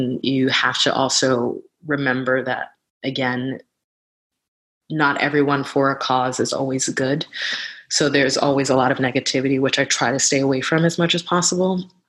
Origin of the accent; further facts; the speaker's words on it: New York, United States; a lot of people tell me that I don't sound like I'm from New York, and I know what they're saying when they say that.